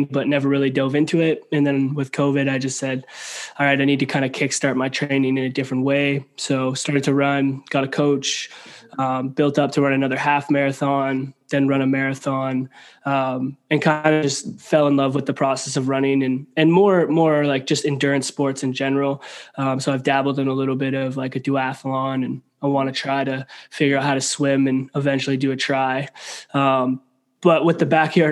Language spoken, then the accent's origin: English; Canada; I'm a Canadian boy at heart